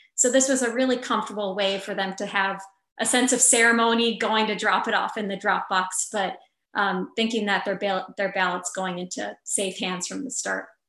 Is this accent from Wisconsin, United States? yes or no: yes; Wausau, Wisconsin, United States; my hometown, which was really great, Wausau, Wisconsin